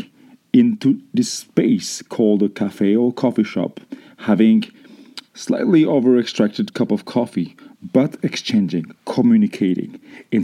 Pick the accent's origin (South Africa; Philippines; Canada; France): France; growing up in France